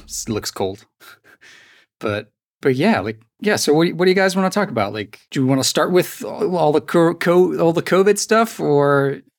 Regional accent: Iceland; English is a second language; from Iceland

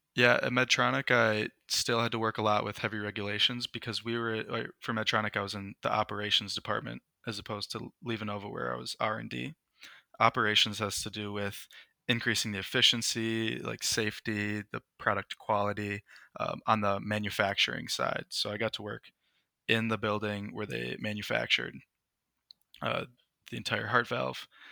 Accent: Minnesota, United States; I'm from the United States. I've lived in Minnesota my entire life

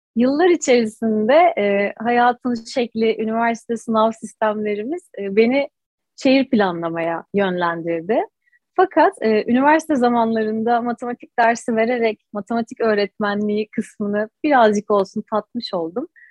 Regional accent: Istanbul, Turkey; 89 ee, yılı İstanbul doğumluyum. İstanbul Anadolu yakasında doğdum, büyüdüm, yetiştim.

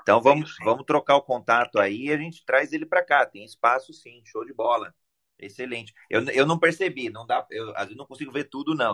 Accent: Brazil; eu sou brasileiro

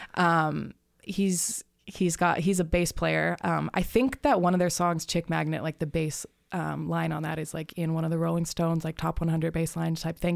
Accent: Tucson, Arizona, United States; now in Phoenix, United States; I grew up in Tucson

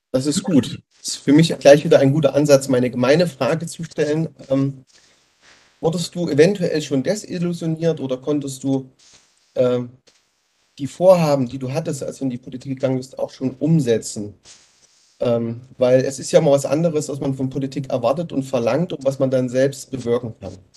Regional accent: Erfurt, Thuringia, Germany; als Erfurter

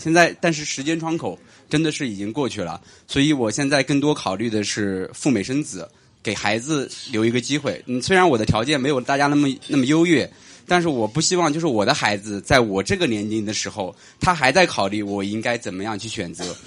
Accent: Hefei, Anhui, China; moved away as an adult; now in Shanghai, China; 回我的老家，回合肥

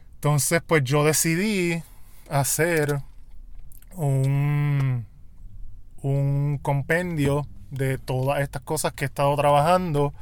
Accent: Puerto Rico; mi realidad como puertorriqueño

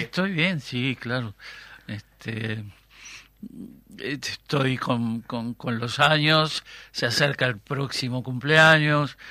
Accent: Treinta y Tres, Uruguay; la cuadra donde yo nací

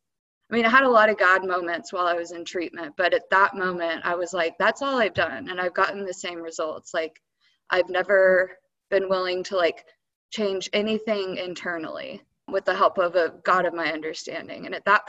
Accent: Dallas, Texas, United States; moved away; also born or lived in Colorado / Louisiana; I'm originally from Dallas

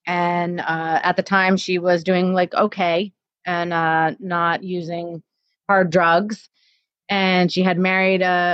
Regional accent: New Jersey, United States; born or raised there; also born or lived in Florida

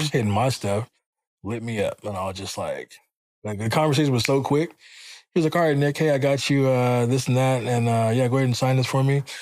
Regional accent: Jamaica; I'm Jamaican.

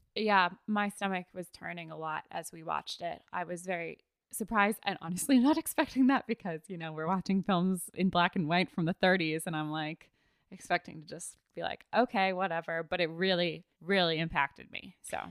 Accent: United States; as an American

